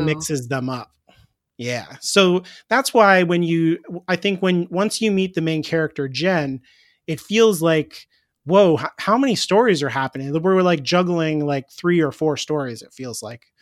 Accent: United States; I'm an American

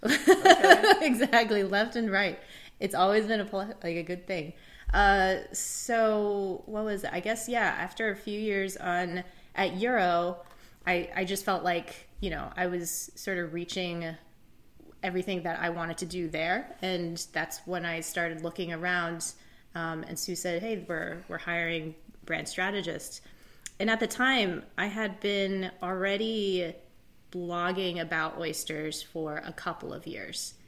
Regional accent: Indiana, United States; also born or lived in Shanghai, China; I grew up in Indiana

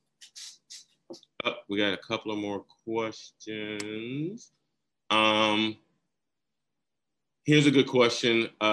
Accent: the South, United States; now in Georgia, United States; I grew up in the South

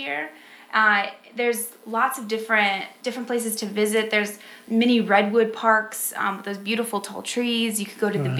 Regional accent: San Bernardino, California, United States; moved away as an adult; also born or lived in Napa Valley, California; now in Tennessee, United States; I was born in Southern California area near Los Angeles

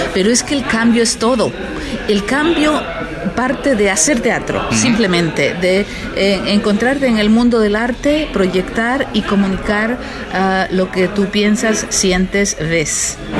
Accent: Mexico; lo que hacemos en, México

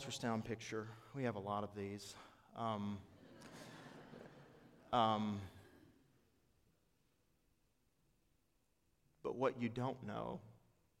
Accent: East Tennessee, United States; moved away as an adult; also born or lived in Clinton, Mississippi / Indianola, Mississippi; I am from East Tennessee. My family lives in the foothills of the Smokies, and I moved to Indianola

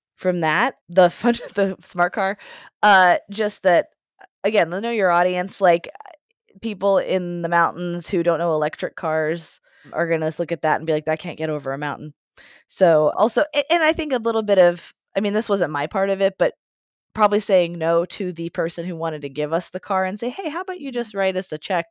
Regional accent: Johnstown, Pennsylvania, United States; I'm from Johnstown, Pennsylvania

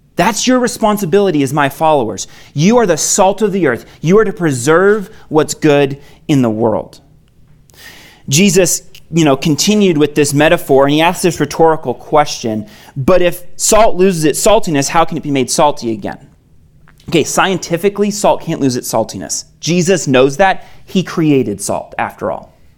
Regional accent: Maine, United States; moved away as an adult; I'm originally from Maine, came out here for college

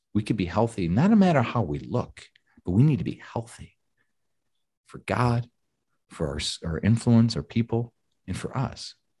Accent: Georgia, United States; we're from Georgia, tons of Southern Baptist people in the area.

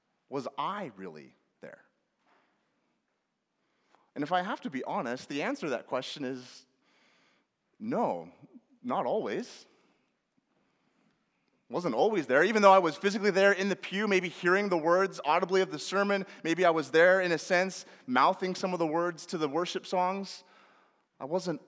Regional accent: Northwest Washington, United States; my family and I grew up in Northwest Washington in a small little town right on the Canadian border

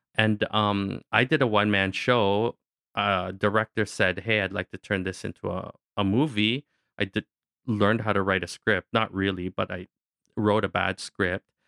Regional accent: Kingston, Ontario, Canada; also born or lived in Newfoundland; growing up in Kingston, a, a lot of the ways that the Filipino parents wanted their kids to feel connected to their culture is we all had to do Filipino folk dancing

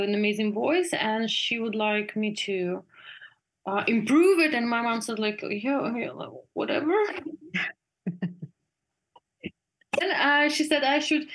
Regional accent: Russia; moved away as an adult; also born or lived in Germany; now in Berlin, Germany; I was born in Russia, but I live most the time of my life in Germany

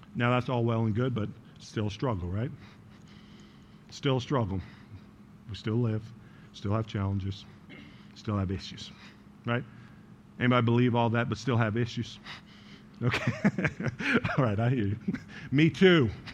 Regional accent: New York, United States; now in Chicago, United States; I was born in New York

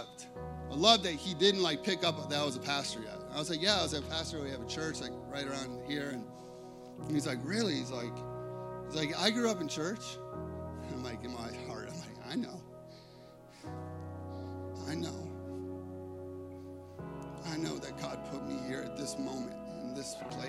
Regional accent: Chicago, Illinois, United States; I grew up in Chicago

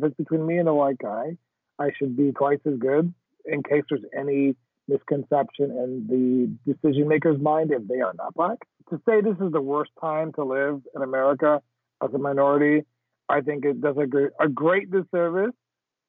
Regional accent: Jamaica; I'm Jamaican

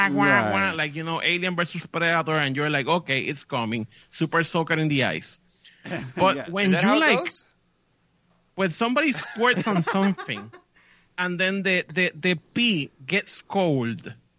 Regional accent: Puerto Rico; I'm from Puerto Rico.

